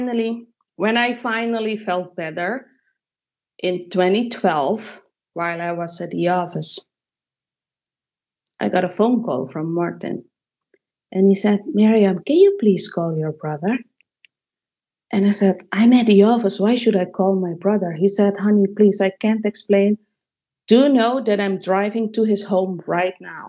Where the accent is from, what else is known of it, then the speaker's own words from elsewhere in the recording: Suriname; moved away; my home country in Suriname, South America